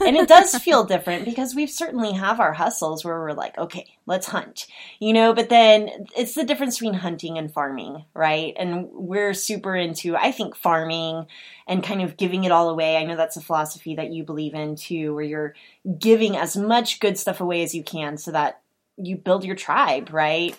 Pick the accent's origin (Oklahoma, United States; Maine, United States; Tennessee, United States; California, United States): Oklahoma, United States; I'm from Oklahoma